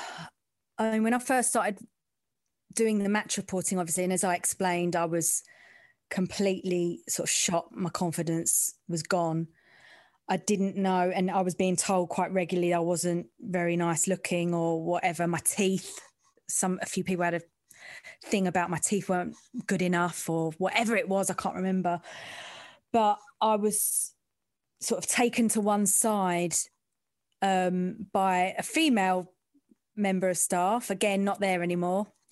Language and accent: English; London, United Kingdom; I'm from the East End